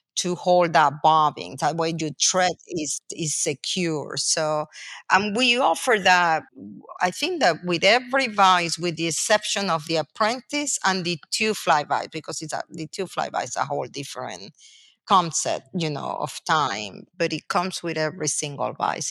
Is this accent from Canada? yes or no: no; Venezuela; English is a second language; moved away as an adult; now in United States; I'm a foreigner. I was born and raised in Venezuela. I came to college through the United States